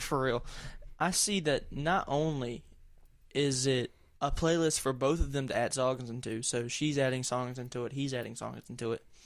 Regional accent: the South, Southern United States, United States; accent: thick Southern; I have a pretty thick Southern accent, and it fluctuates depending on who I'm talking

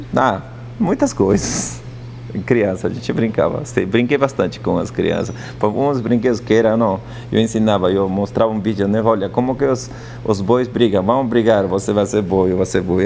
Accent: Andes, Peru; first language Quechua; Portuguese is a second language; moved away as an adult; now in São Paulo, Brazil; Eu sou quechua hablante, sou de Lande, do Peru.

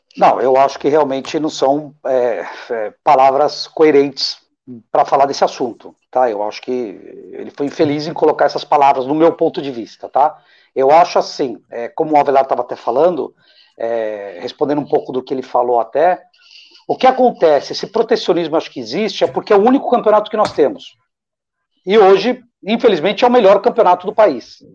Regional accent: Brazil; como brasileiro

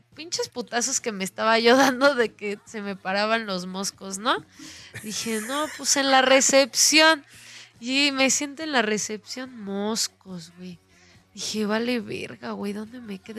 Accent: Mexico City, Mexico; de la Ciudad de México

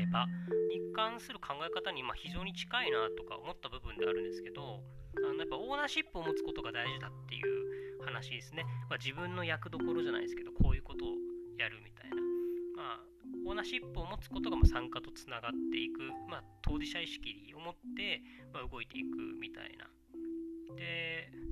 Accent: Okinawa, Japan; 沖縄僕が出 身の沖縄

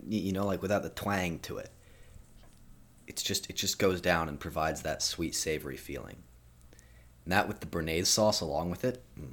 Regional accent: Sweden; moved away; I'm from Sweden initially. I was born there.

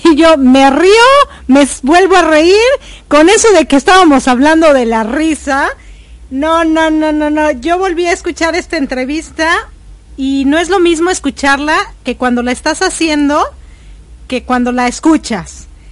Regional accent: Mexico; moved away as an adult; also born or lived in United States / Ecuador; cuando salí de México dije, ay no, ya estoy harta de México, me voy a ir a Estados Unidos.

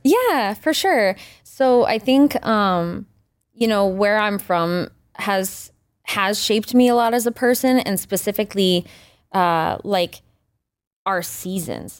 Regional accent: Richmond, Maine, United States; also born or lived in Greater Portland area, Maine; I'm from Richmond, Maine originally, which is like super small town, rural Maine, you know, graduating class of thirty people

